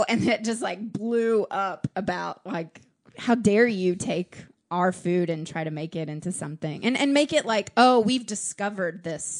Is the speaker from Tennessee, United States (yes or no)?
yes; Nashville, Tennessee, United States; moved away as an adult; also born or lived in Florida / Fort Greene, Brooklyn, New York; now in New York, United States; growing up in Nashville